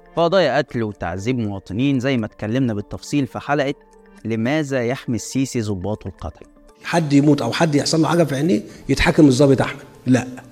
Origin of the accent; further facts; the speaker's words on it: Egypt; احنا كمصريين